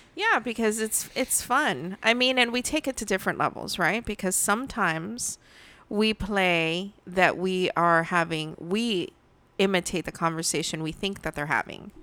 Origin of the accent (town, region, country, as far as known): United States; born or raised there